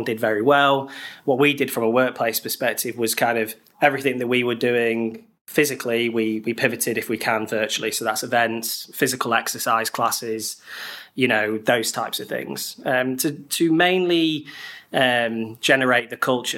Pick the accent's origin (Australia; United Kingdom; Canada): United Kingdom; Harrogate, Yorkshire and the Humber; moved away as an adult; also born or lived in Bradford; now in London, United Kingdom; I'm originally from Harrogate near Leeds